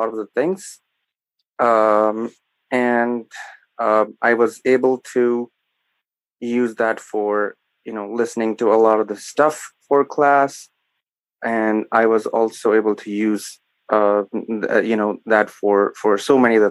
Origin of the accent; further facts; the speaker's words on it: Sialkot, Punjab, Pakistan; I am from Pakistan